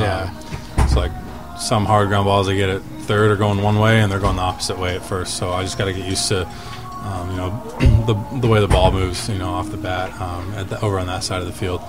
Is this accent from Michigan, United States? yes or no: no; Seattle, Washington, United States; I was born in Seattle